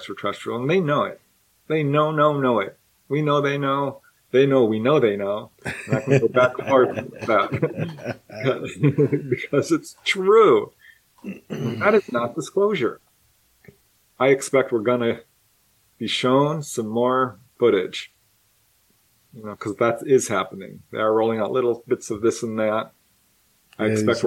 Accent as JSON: {"language": "English", "region": "California", "country": "United States", "tie": "born or raised there", "said": "I've been in a few major wildfires growing up in California"}